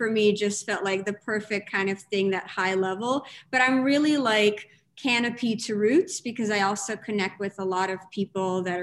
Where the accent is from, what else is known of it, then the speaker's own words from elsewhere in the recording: New York City, New York, United States; also born or lived in Riga, Latvia / St. Petersburg, Russia; I moved to Brooklyn at the age of 7